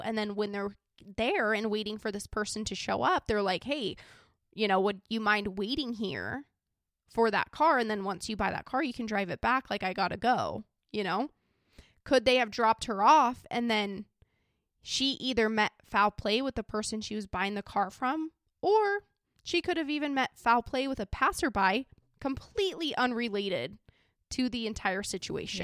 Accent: Idaho, United States; I'm from a small little country town in Idaho

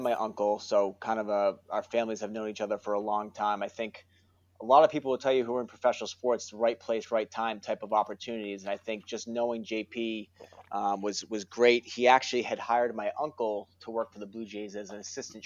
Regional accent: Worcester, Massachusetts, United States; from Worcester, grew up, born and raised in Worcester, still have a lot of family there

